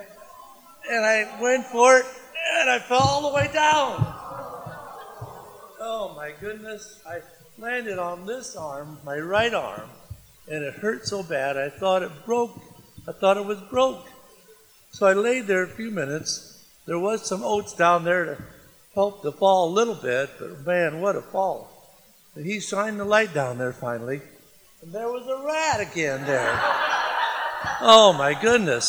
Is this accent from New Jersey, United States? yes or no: no; Le Roy, Illinois, United States; I'm from Leroy, Illinois